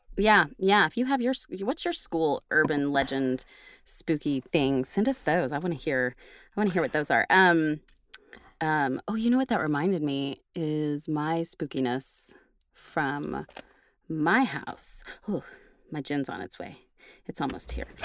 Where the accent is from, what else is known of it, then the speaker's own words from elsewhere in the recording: Oklahoma, United States; now in Texas, United States; I'm from Oklahoma and I chose Texas for now.